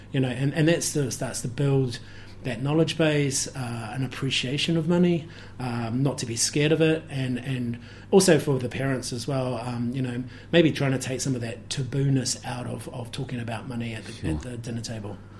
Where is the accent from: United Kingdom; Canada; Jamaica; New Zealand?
New Zealand; moved away as an adult; also born or lived in Germany / Hawke's Bay; growing up in New Zealand, coming back from from Germany